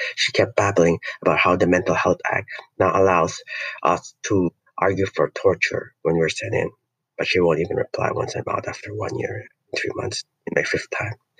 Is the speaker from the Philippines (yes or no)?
yes; Philippines; I'm not any, an American, I'm not a European, I'm Filipino